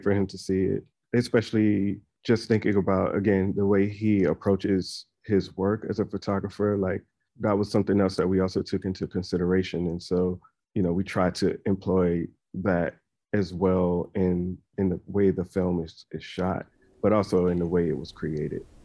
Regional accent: South Carolina, United States; church choirs that I grew up in South Carolina

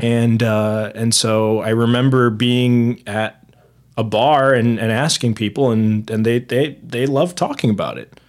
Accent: Fort Wayne, Indiana, United States; also born or lived in Muncie, Indiana; I was born there. I lived there for a good eighteen years

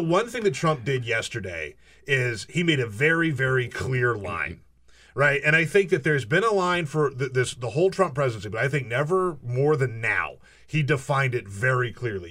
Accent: South Carolina, United States; I grew up in South Carolina.

